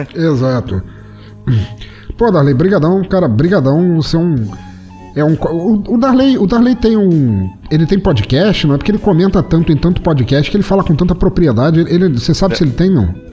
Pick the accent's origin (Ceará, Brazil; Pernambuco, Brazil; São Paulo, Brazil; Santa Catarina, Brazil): Santa Catarina, Brazil; eu sou de Santa Catarina